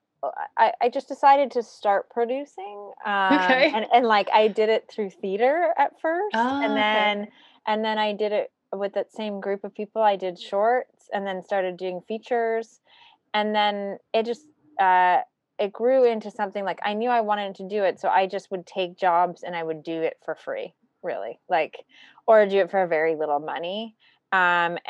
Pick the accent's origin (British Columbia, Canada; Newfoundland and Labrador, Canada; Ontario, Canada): Ontario, Canada; Toronto; moved away; I'm actually Canadian, so I grew up in a suburb of Toronto and then lived in Toronto as an adult.